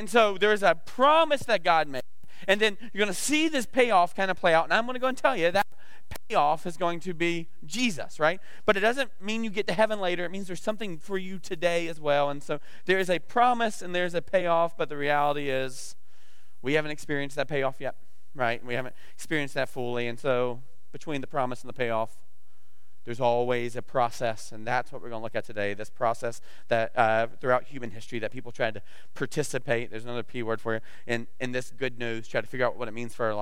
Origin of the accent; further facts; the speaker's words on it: the South, United States; I'm from the South